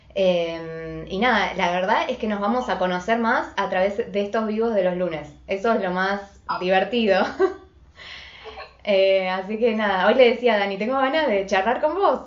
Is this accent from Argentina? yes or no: yes; Buenos Aires, Argentina; soy de Buenos Aires, Argentina